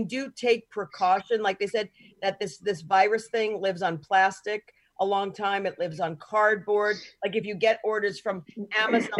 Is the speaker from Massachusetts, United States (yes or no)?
no; New York, United States; I'm Italian. I was raised in New York.